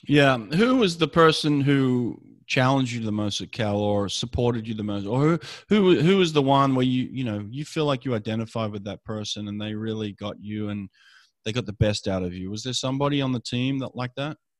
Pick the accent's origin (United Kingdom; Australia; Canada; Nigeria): Australia; Sydney, New South Wales; now in Los Angeles, United States; I grew up in Sydney, Australia